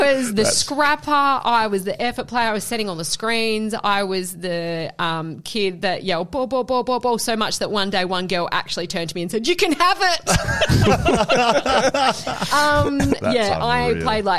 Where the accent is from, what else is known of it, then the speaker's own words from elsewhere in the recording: Collie, Western Australia, Australia; moved away; also born or lived in Victoria; WA is my home state. Collie is my hometown, even though I haven't been there in many, many, many years